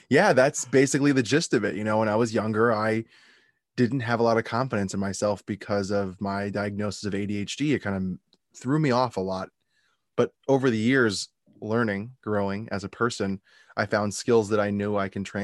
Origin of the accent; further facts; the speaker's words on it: West Hempstead, New York, United States; originally from, from Long Island, New York.